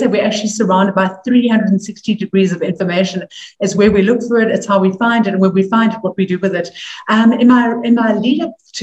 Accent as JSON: {"language": "English", "country": "South Africa", "also_born_or_lived": "New York", "moved": "as an adult", "said": "as a South African"}